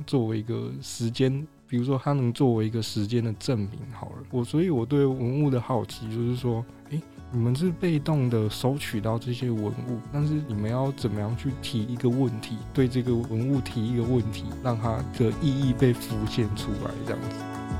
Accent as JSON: {"language": "Chinese", "region": "Pingtung County", "country": "Taiwan", "said": "我是屏东人，那个等车都是一个小时一班"}